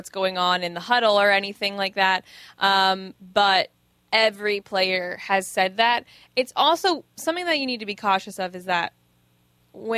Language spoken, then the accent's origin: English; Tampa, Florida, United States; I grew up in Tampa as a Lightning fan.